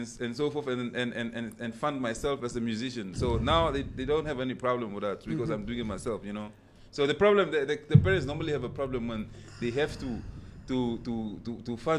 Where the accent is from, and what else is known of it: Namibia; born or raised there; also born or lived in Lubango, Angola / Cuba